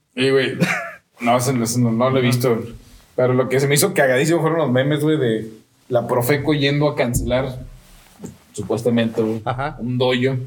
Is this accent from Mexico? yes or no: yes; Mexico; unirnos como mexicanos